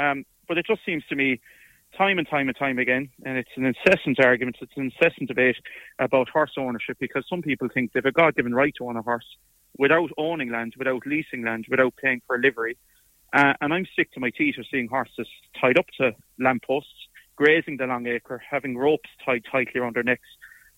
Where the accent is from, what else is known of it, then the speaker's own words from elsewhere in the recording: Meelick, Munster, Ireland; and I'm from Meelic, as you know, just out the road.